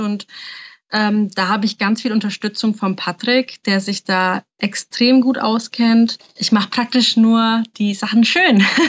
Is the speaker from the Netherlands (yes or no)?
no; Nuremberg, Bavaria, Germany; ich bin 27 Jahre alt und bin eigentlich aus Nürnberg.